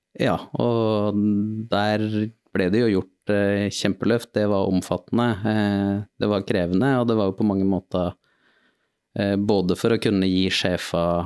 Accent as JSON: {"language": "Norwegian", "town": "Trondheim", "region": "Trøndelag", "country": "Norway", "tie": "born or raised there", "said": "jeg er født og oppvokst i Trondheim"}